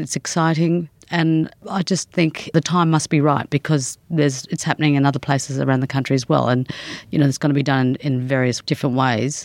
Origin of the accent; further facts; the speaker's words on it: Darwin, Northern Territory, Australia; I come from Darwin. I was born there and grew up there.